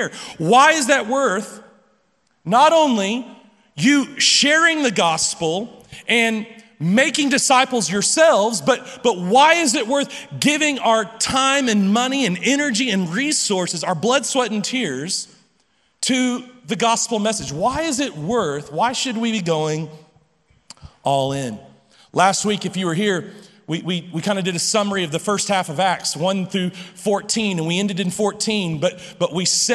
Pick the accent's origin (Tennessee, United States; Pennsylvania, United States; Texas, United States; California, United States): Texas, United States; Lubbock; I'm from Lubbock, I've been here all my life, and I'm not leaving